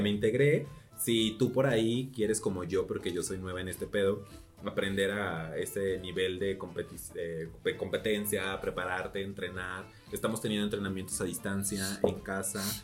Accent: Celaya, Guanajuato, Mexico; moved away as an adult; also born or lived in Querétaro; now in Mexico City, Mexico; yo soy una chiquilla que salió de Celaya, Guanajuato.

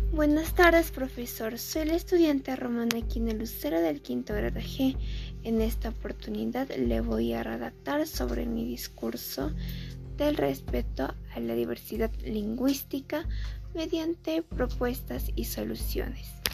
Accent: Peru

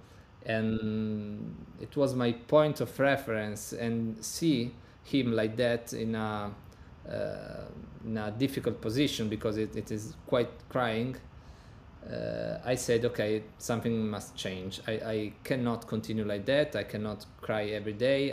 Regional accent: Turin, Piedmont, Italy; English is a second language; I was born in 1987 in Turin, Italy, in the northern part of Italy.

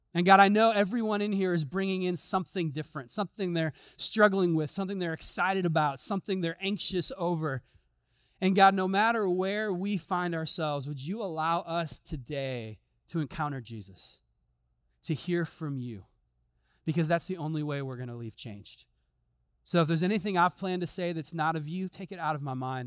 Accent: Chicago, Illinois, United States; moved away; I'm from Chicago

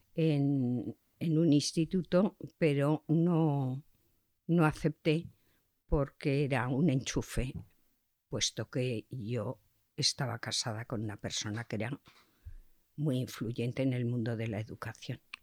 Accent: Zaragoza, Aragon, Spain; also born or lived in Barcelona / Chodes; En mi familia era una familia conocida en Zaragoza, pero con medios económicos muy escasos.

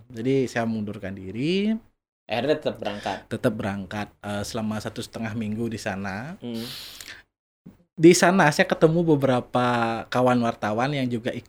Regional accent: Dalung, Bali, Indonesia; saya asli dari Dalung.

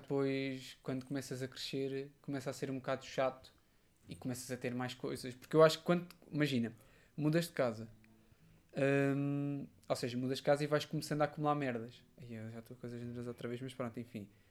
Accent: Portugal; also born or lived in Covilhã, Portugal / Aveiro, Portugal; depois em Queceia, na minha terra natal, também já mudei várias vezes

